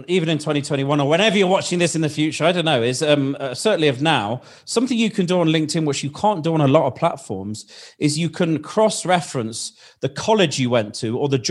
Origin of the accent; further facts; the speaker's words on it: United Kingdom; accent: British; My accent is British